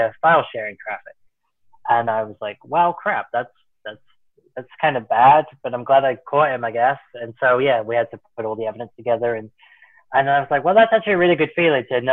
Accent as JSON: {"language": "English", "area": "Worcestershire", "region": "West Midlands", "country": "United Kingdom", "tie": "born or raised there", "moved": "as an adult", "lives_now": "United States"}